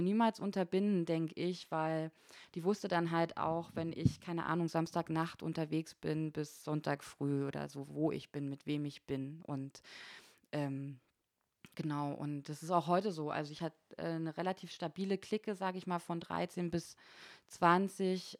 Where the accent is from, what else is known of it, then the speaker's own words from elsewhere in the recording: Frankfurt and Berlin, Brandenburg, Germany; moved away as an adult; now in Konstanz, Germany; ich komme aus Ostdeutschland, ich bin zwischen Frankfurt oder und Berlin aufgewachsen in beiden Städten